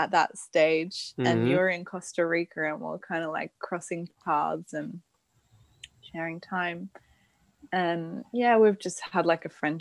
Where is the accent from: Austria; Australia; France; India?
Australia; Sydney, New South Wales; moved away as an adult; also born or lived in Denmark; I'm from Australia. I live in Sydney now, where I was born.